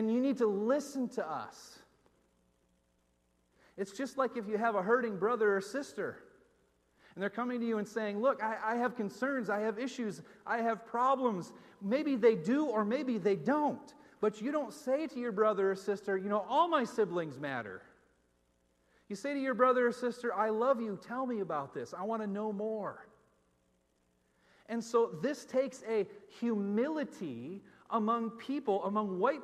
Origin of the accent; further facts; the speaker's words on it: Northeast, United States; moved away; also born or lived in Minneapolis; as a white person growing up in the Northeast